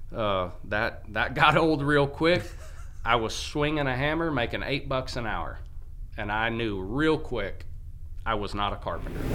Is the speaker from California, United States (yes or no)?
yes; California, United States; now in Sheffield, United States; growing up in California